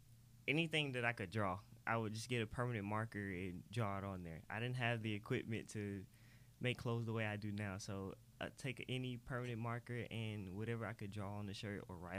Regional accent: Atlanta, Georgia, United States; I was born in South Fulton, Atlanta, pretty much on Cleveland Avenue.

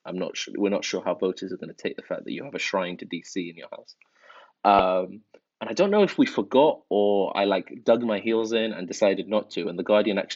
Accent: London, United Kingdom; English is a second language; also born or lived in Iran; I went to primary school in Northwest London, and then secondary school and college in Northwest London as well. You know, I grew up in a council estate with a single mum

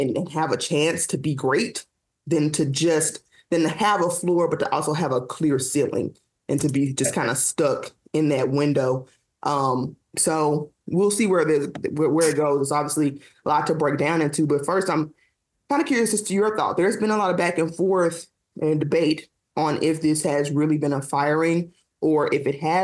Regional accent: Memphis, Tennessee, United States; I'm a girl from Memphis, Tennessee

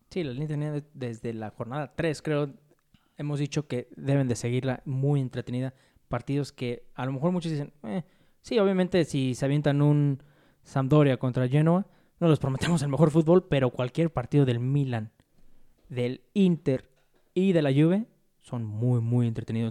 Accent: Mexico; uno como mexicano

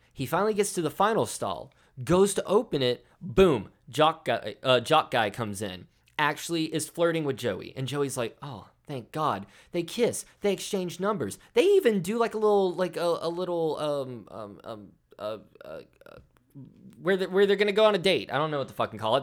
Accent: the South, United States; I'm from the South

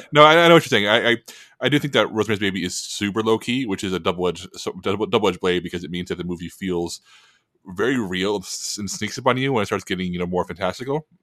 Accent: Texas, United States; I'm from Texas.

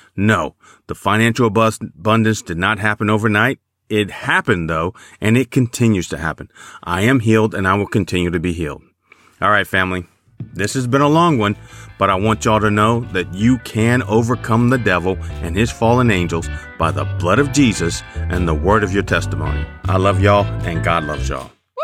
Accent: Chicago, Illinois, United States; I remember growing up in Chicago

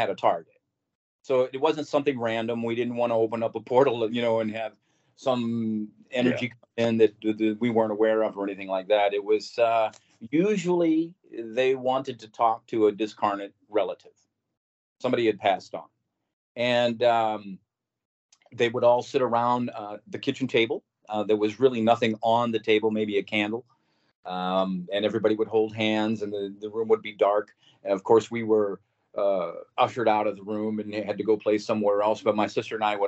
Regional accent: St. Louis, Missouri, United States; I was born and raised right here in St. Louis, Missouri

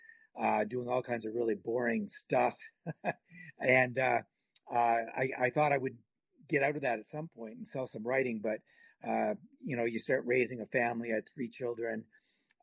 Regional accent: Halifax, Nova Scotia, Canada; now in Calgary, Canada; I'm from Halifax

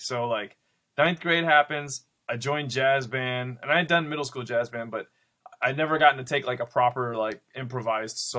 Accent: Grand Rapids, Michigan, United States; I'm originally from Grand Rapids, Michigan

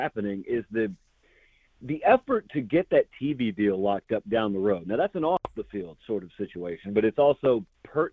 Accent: Georgia, United States; I grew up in Georgia. And I'm in Georgia right now.

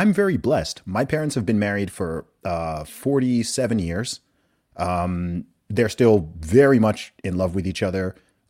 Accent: Saudi Arabia; I'm also from a Nigerian background. I'm not like totally westernized. I grew up in Saudi Arabia in the Middle East.

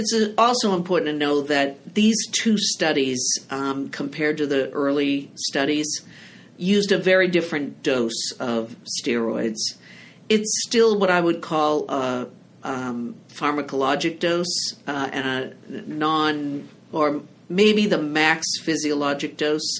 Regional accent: Salem, Massachusetts, United States; from Salem, Massachusetts

